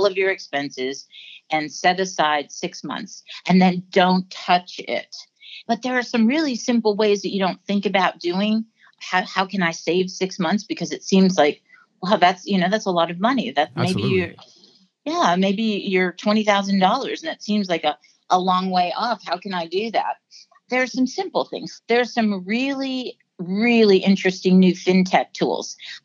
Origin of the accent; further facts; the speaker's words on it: Pennsylvania, United States; I grew up in Pennsylvania